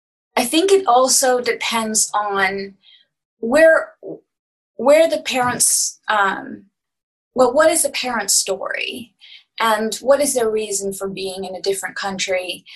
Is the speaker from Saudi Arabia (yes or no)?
yes; Saudi Arabia; Growing up in Saudi in an international school where everybody comes from everywhere, you live in housing compounds.